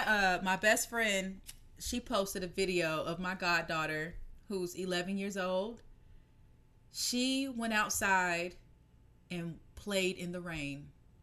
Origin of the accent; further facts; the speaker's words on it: the South, United States; moved away; I grew up in the South.